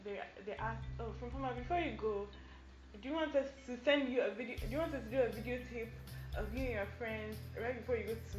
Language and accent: English; Ghana; also born or lived in United States; I lived in America till I was 7, and then from 7 onwards, I lived in Ghana.